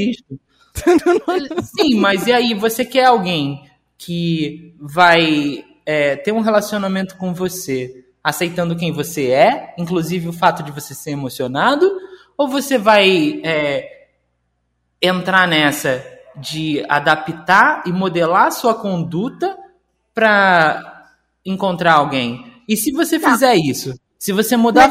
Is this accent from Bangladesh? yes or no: no; Rio de Janeiro, Brazil; Eu sou do Rio de Janeiro